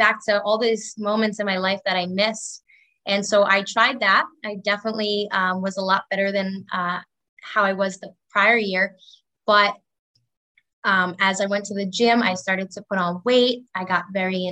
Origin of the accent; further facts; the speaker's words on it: Long Island, New York, United States; I grew up in Long Island, New York